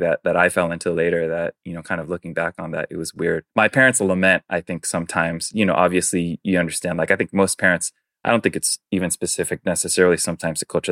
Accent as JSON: {"language": "English", "town": "New York City", "region": "New York", "country": "United States", "tie": "born or raised there", "first_language": "Chinese", "second_language": "English", "moved": "yes", "said": "I'm born and raised in New York City, um, but my parents are Taiwanese"}